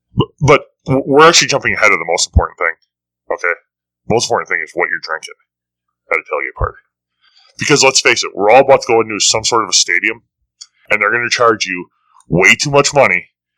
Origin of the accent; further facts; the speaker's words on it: Wisconsin, United States; we're from Wisconsin